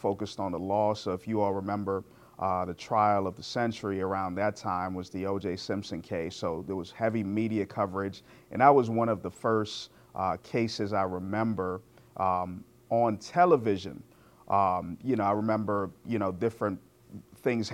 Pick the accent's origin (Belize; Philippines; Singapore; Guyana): Guyana; now in United States; I was born in Guyana, which is in South America.